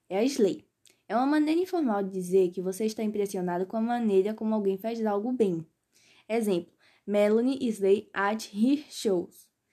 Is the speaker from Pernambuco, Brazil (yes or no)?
yes; Pernambuco, Brazil; sou de Pernambuco.